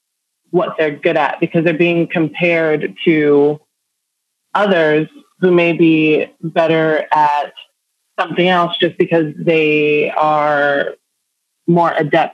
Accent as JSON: {"language": "English", "country": "Nigeria", "tie": "born there", "also_born_or_lived": "London, United Kingdom / New York, United States", "said": "I was born in Nigeria."}